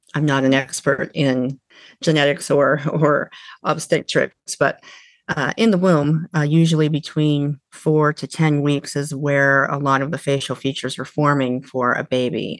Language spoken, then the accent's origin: English; a small town outside of Eugene, Oregon, United States; moved away as an adult; also born or lived in California; now in Washington, United States; I grew up in a small town outside of Eugene, Oregon, and lived there really until my early 20s